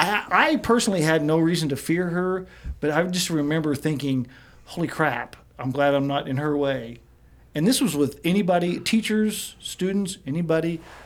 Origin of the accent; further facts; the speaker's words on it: Midwest, United States; growing up in the Midwest